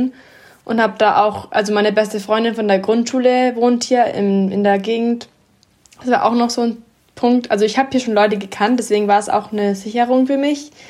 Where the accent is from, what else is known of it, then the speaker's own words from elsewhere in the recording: Atlanta, Georgia, United States; moved away as an adult; also born or lived in Athens, Georgia; now in Munich, Germany; ich bin eigentlich in Atlanta geboren und auch da aufgewachsen